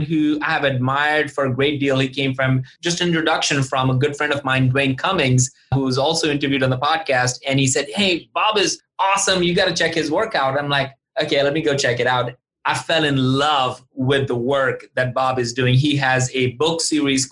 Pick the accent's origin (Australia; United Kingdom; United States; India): India; moved away; I grew up in India and I'm used to drinking chai